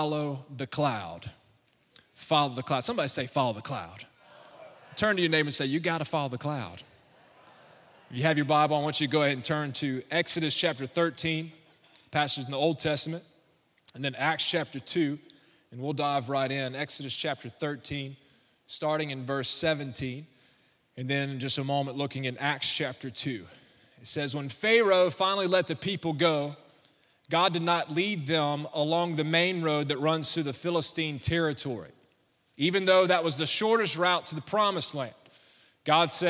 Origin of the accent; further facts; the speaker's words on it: Alabama, United States; moved away as an adult; now in Baton Rouge, United States; I'm from Alabama.